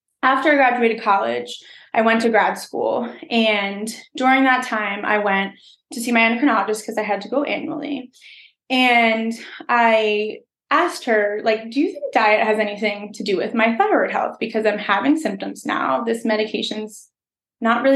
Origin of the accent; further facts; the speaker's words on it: outside of Philadelphia, Pennsylvania, United States; moved away as an adult; now in upstate New York, United States; I grew up outside of Philadelphia. So that's where I'm from.